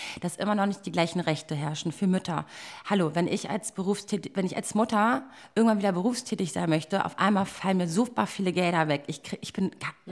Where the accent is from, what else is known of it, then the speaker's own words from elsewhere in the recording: Berlin, Germany; ich bin echt gebürtige Berlinerin.